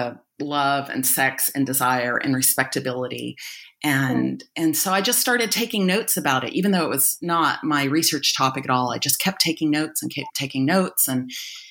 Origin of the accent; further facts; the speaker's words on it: United States; also born or lived in Egypt; now in Australia; I'm based in Australia now, but I'm originally American.